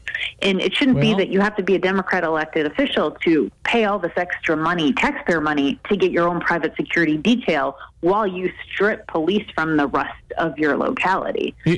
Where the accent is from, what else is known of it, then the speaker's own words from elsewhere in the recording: Maryland, United States; here in my home state of Maryland